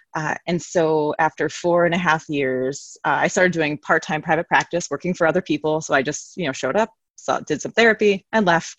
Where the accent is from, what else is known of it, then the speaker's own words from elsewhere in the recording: New York City, New York, United States; now in Connecticut, United States; I'm from New York City